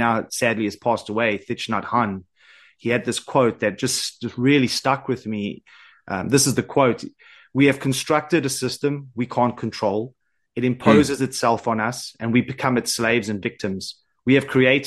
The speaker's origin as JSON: {"language": "English", "country": "South Africa", "accent": "South African", "moved": "yes", "lives_now": "Isle of Man", "said": "I'm originally from South Africa, but I live on the Isle of Man"}